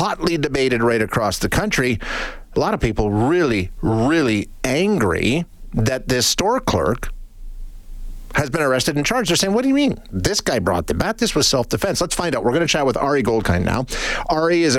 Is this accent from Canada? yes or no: yes; Canada; as a Canadian